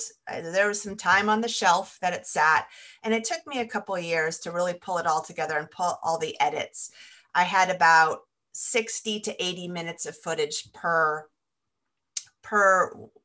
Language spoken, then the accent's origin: English; California, United States; moved away as an adult; I grew up in California and now I've ended up back in California